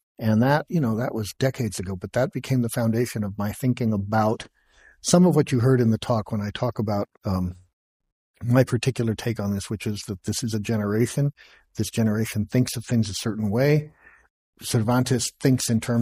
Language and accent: English; Los Angeles, California, United States; I'm from Los Angeles